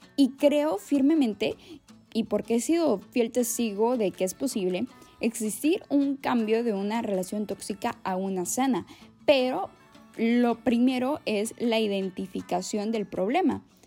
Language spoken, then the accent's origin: Spanish; Mexico; orgullosamente mexicana